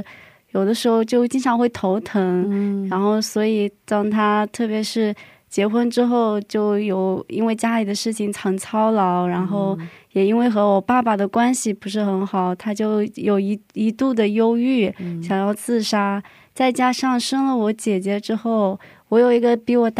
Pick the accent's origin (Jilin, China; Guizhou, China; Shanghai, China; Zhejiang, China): Zhejiang, China; Hangzhou; now in South Korea; 嗯，我是杭州人，现在在韩国留学。